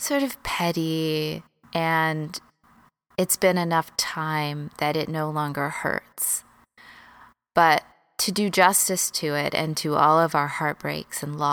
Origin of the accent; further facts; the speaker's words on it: Texas, United States; moved away as an adult; also born or lived in Los Angeles, United States; I moved from Texas, where I grew up